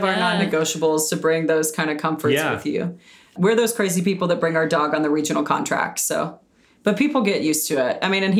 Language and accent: English; Birmingham, Alabama, United States; Yeah, I'm originally from Birmingham, Alabama. So I grew up doing theater there.